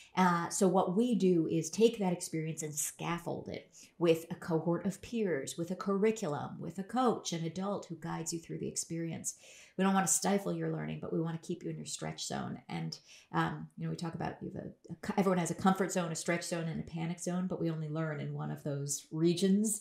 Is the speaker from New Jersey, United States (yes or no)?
no; Berkeley, California, United States; I grew up in Berkeley, California